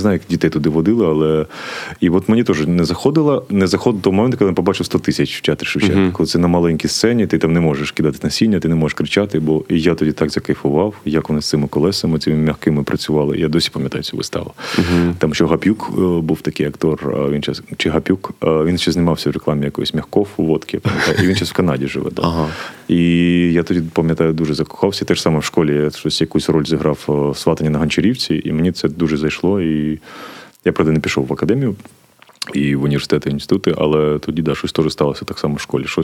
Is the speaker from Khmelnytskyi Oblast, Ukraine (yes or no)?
no; Kharkiv, Kharkiv Oblast, Ukraine; з Харкова, а, ти я з Салтівки.